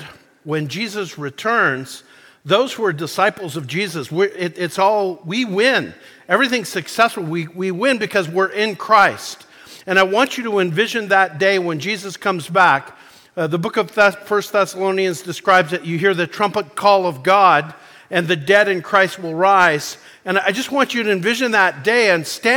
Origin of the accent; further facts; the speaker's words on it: Calgary, Alberta, Canada; moved away as an adult; also born or lived in Nashville, Tennessee; I grew up in Calgary, Alberta, Canada.